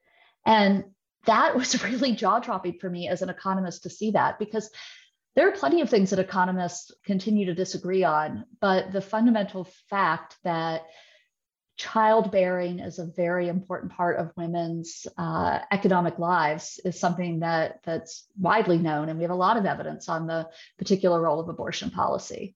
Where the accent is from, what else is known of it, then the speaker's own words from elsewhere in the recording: rural West Virginia and rural Georgia, Deep South, United States; I am from the Deep South, and a lot of times I'm from very rural West Virginia and rural Georgia on the Alabama border